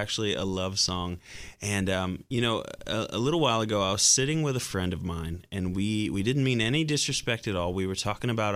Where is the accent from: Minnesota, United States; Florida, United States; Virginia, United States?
Florida, United States; Lakeland; also born or lived in Lake Wales, Florida; moved over to Lakeland, Florida, and that's where I spent my entire life